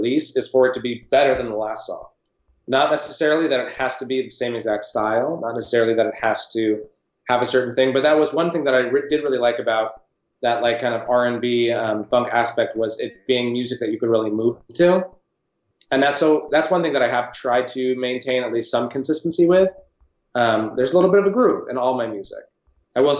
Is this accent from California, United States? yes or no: yes; San Francisco, California, United States; when I was young growing up in San Francisco